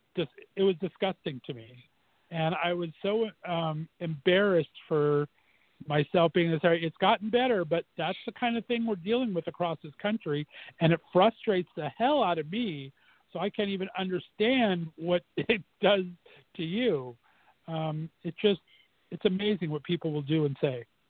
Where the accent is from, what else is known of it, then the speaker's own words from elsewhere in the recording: Southern California, United States; moved away as an adult; also born or lived in Northeast Ohio; now in Ohio, United States; I was born and raised in Southern California for 29 years, and I've been banished to Northeast Ohio for 17 now.